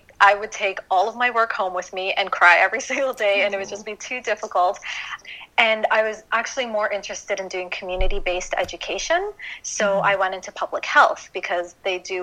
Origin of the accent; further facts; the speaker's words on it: Toronto, Ontario, Canada; moved away as an adult; also born or lived in Japan / Hawaii / Washington, D.C.; now in United States; I'm actually born and raised in Toronto.